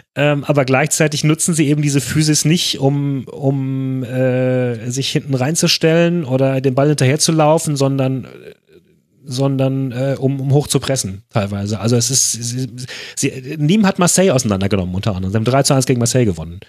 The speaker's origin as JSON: {"language": "German", "country": "Germany", "said": "als Deutscher"}